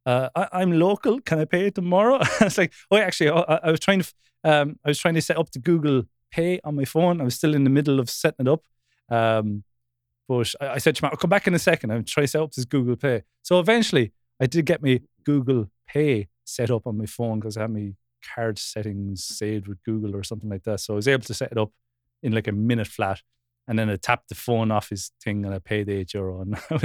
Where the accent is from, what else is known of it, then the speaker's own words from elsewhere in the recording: Wexford, Leinster, Ireland; a fellow Wexfordian podcast host